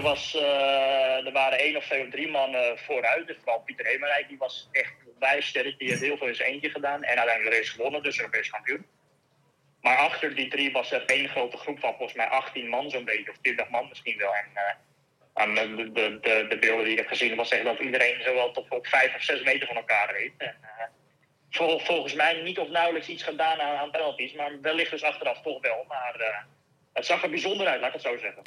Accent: Netherlands; now in Girona, Spain

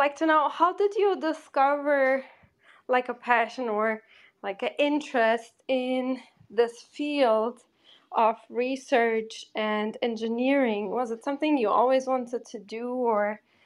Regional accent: Germany; moved away as an adult; also born or lived in Porto, Portugal; now in New York, United States; I grew up in Porto and in Germany, like I'm from Portugal, but then I grew up in Germany most of the time

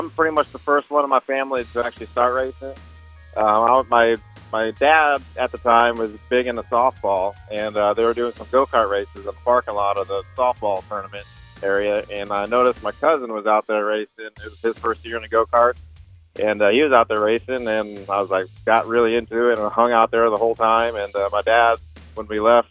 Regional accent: Monroe, Michigan, United States; now in Wichita, United States; Originally from Monroe, Michigan. Moved out to Wichita, Kansas in 2010.

